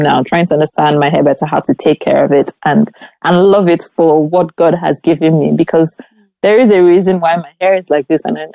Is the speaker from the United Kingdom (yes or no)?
no; Nigeria; growing up in Nigeria